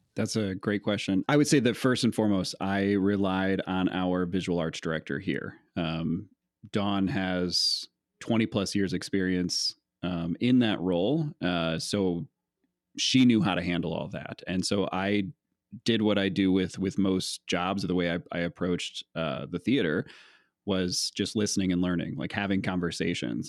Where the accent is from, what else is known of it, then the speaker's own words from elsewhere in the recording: Geneseo, Illinois, United States; also born or lived in Spring Valley, Illinois / Princeton, Illinois; I was born in Spring Valley, Illinois, uh, and then my family moved to Princeton, Illinois, and then to Geneseo, which is where most my family lives, which is pretty close to the Quad Cities